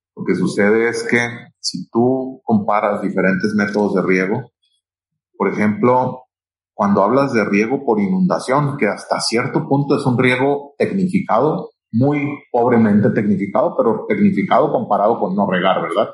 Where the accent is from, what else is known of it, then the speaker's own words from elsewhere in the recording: Culiacán, Sinaloa, Mexico; Yo soy de Culiacán y allá es donde tenemos una de las oficinas más, más importantes